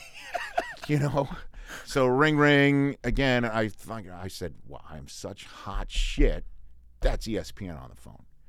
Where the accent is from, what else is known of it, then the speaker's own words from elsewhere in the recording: New York City, New York, United States; moved away as an adult; also born or lived in Redding, California; now in Los Angeles, United States; I worked for my hometown newspaper in Staten Island, Staten Island, Staten Island Advance, because we put the accent on the first syllable